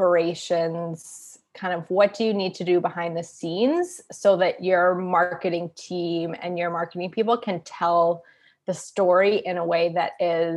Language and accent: English; Pacific Northwest, United States; So I grew up in the Pacific Northwest. So that sort of hippie, for lack of a better word, lifestyle, that was, I mean, my parents were very much like, we're going to recycle this.